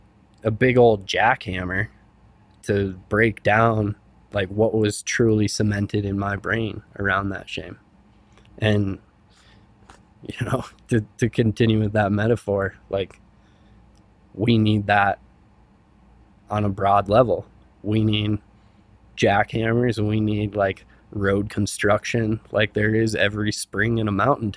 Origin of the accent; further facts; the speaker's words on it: Silverthorne, Colorado, United States; in places like my hometown of Silverthorne and Summit County.